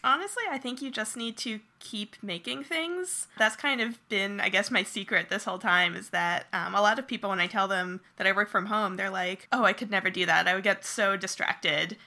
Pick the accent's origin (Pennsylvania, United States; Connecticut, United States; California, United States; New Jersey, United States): New Jersey, United States; moved away as an adult; also born or lived in Rhode Island / San Francisco; I grew up in New Jersey